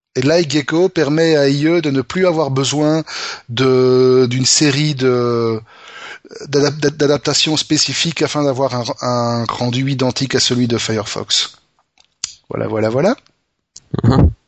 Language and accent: French; Belgium; chez nous, en Belgique